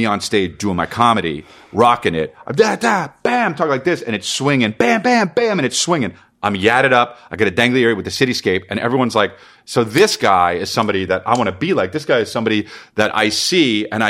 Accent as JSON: {"language": "English", "region": "New Jersey", "country": "United States", "said": "we're from New Jersey."}